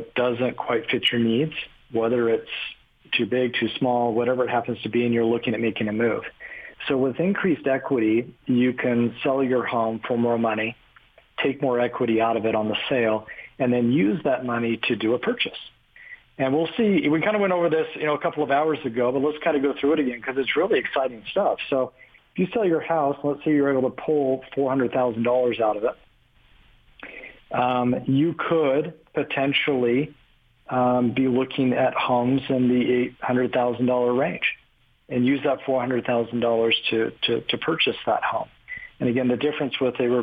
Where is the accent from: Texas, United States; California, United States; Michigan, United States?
California, United States; I grew up in California, with Gordon